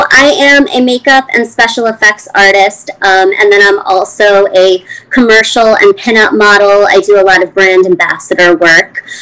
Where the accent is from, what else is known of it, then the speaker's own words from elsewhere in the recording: East Coast, United States; I mean, I'm from the East Coast